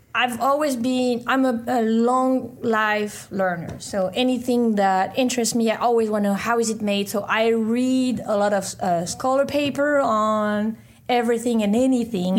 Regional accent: France; moved away as an adult; also born or lived in Caribbean / London; I studied biomedical engineering in France, where I was born

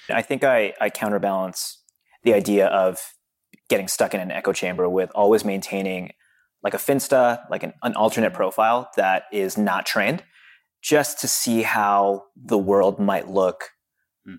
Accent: Philippines; I'm Filipino

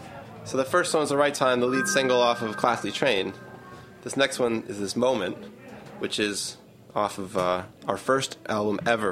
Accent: Milwaukee, Wisconsin, United States; now in Brooklyn, United States; We're from Milwaukee, which is pretty conservative place.

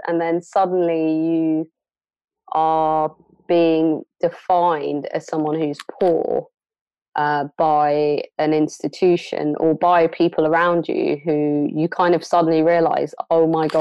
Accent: London, United Kingdom; born or raised there; moved away as an adult; also born or lived in Somalia; now in Bristol, United Kingdom

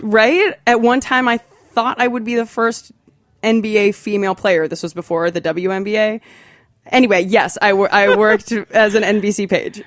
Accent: Athens, Ohio, United States; I'm from Athens, Ohio. It's a small, little college town.

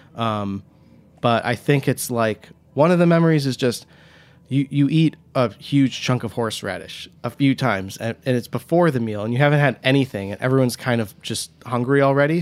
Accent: Huntington Woods, Michigan, United States; also born or lived in Royal Oak, Michigan / Ann Arbor, Michigan; now in New York, United States; I was born in Royal Oak, Michigan. I grew up in Huntington Woods, Michigan, um, just outside of Detroit

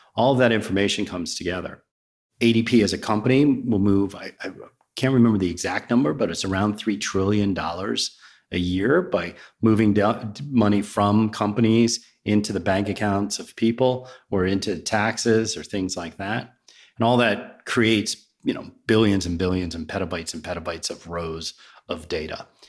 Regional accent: Virginia, United States; also born or lived in Riverside, New Jersey / New Jersey; now in Roswell, United States; I grew up in Virginia

